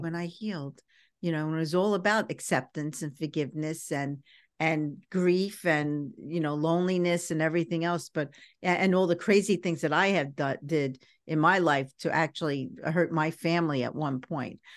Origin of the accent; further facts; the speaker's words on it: New York City, New York, United States; growing up in Brooklyn was a little tough